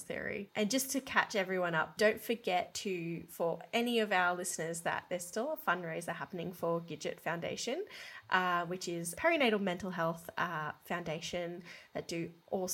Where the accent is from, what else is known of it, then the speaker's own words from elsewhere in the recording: Brisbane, Queensland, Australia; Brisbane, which is where I grew up